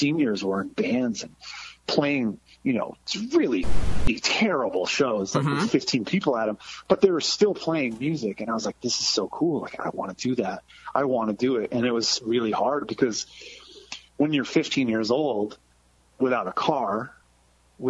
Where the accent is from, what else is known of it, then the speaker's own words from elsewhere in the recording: Massachusetts, United States; moved away; I was from Massachusetts, so like the ska scene was huge